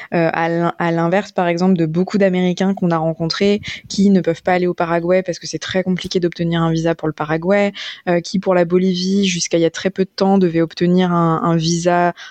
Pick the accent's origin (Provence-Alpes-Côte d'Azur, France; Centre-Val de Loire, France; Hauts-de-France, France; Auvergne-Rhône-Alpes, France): Auvergne-Rhône-Alpes, France; on est de Rhône-Alpes comme c'est notre cas